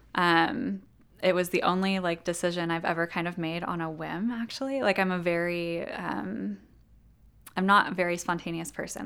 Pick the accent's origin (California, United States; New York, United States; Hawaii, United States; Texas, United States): California, United States; Ventura County, Southern; moved away as an adult; now in Jackson, United States; I'm actually from Southern California. um, in Ventura County, which is a county that's a little bit north of Los Angeles